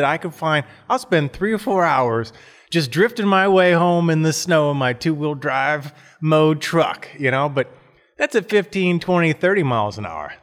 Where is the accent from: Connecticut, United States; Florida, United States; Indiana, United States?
Florida, United States; moved away as an adult; now in Detroit, United States; I moved to Detroit from Florida. Grew up, you know, in the Sunshine State